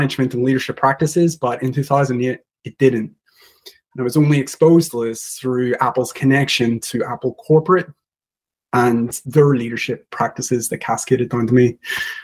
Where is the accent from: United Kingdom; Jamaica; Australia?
United Kingdom; Belfast, Northern Ireland; moved away as an adult; also born or lived in London; now in New Zealand; I grew up in Ireland